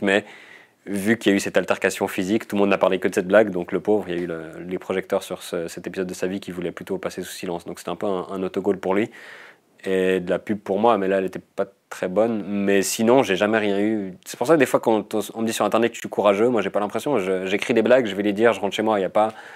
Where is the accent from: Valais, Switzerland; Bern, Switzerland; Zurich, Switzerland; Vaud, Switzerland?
Vaud, Switzerland; je viens du canton de Vaud